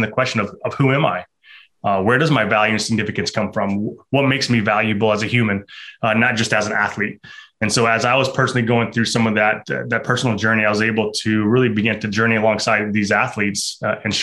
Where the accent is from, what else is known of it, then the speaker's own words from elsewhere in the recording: Midwest, United States; moved away as an adult; also born or lived in Ohio; now in North Carolina, United States; I'm actually from the Midwest, now live on the East Coast.